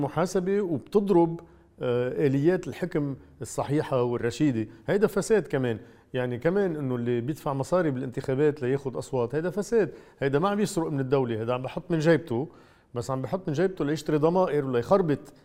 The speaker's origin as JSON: {"language": "Arabic", "country": "Lebanon", "said": "انا كثير مسرور كلبناني"}